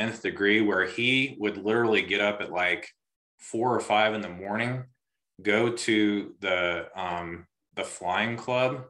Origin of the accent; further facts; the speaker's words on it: Augusta, United States; growing up in Augusta and kind of out in the country